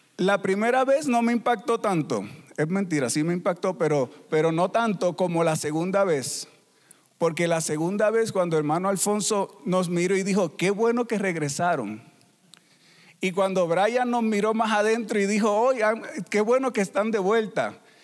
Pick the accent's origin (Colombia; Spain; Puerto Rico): Puerto Rico; moved away as an adult; also born or lived in Peru; somos de Puerto Rico y somos una familia misionera